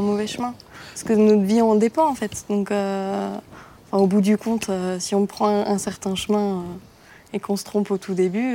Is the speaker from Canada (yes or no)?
no; near Mulhouse, Grand Est, France; je viens de côté de Mulhouse